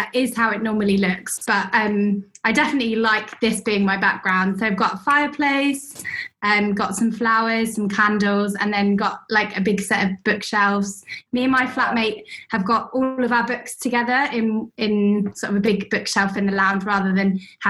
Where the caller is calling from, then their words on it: London, United Kingdom; From my lounge in London.